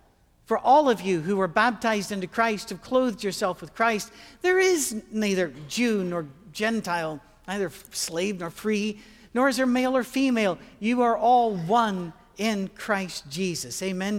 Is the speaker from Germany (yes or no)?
no; Scotland, United Kingdom; we would cross into Canada to fly out because it's cheaper from there and we're Scottish.